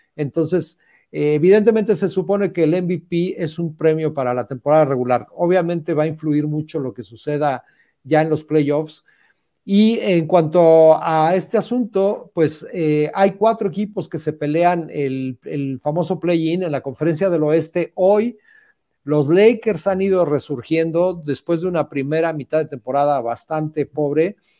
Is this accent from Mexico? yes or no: yes; Mexico; como mexicanos